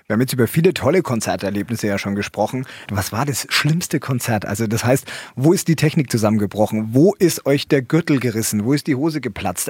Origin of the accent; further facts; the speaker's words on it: Franconia, Bavaria, Germany; ich komme aus Franken